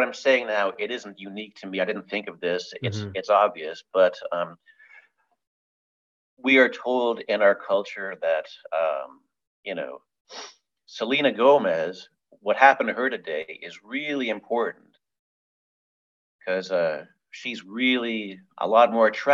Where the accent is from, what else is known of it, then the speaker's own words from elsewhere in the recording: Hamilton, Ontario, Canada; my hometown of Hamilton, which is on the western tip of Lake Ontario